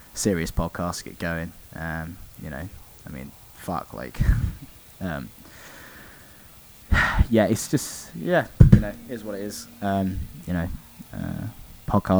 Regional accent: Oxford, South East England, United Kingdom; we're from Oxford

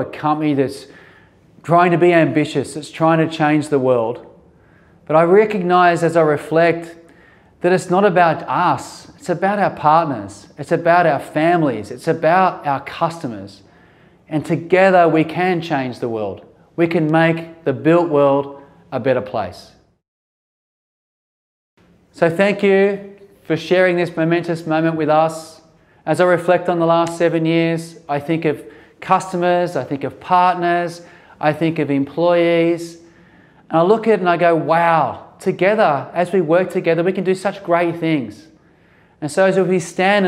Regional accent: Sydney, New South Wales, Australia; here in my hometown in Sydney

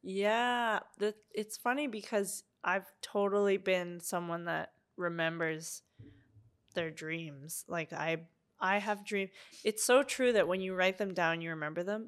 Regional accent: Ottawa, Ontario, Canada; moved away as an adult; also born or lived in Montreal; now in Vancouver, Canada; my hometown of Ottawa

